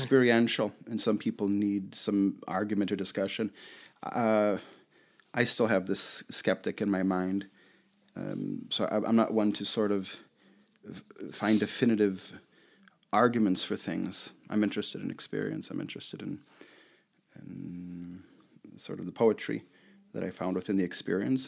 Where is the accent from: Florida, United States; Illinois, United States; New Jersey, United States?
Illinois, United States; Chicago; I grew up in Rogers Park, West Rogers Park in Chicago